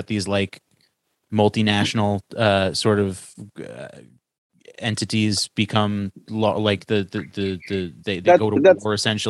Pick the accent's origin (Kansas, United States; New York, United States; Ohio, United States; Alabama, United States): New York, United States; I'm from New York, so I say hoes.